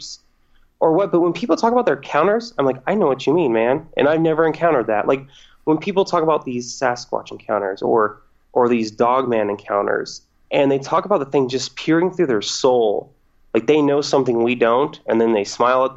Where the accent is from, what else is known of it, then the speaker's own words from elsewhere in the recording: Fresno, California, United States; I only live about 45 minutes away from my hometown, Fresno.